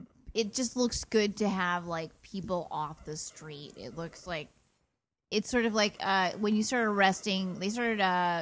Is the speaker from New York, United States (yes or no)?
yes; New York, United States; I'm a native New Yorker.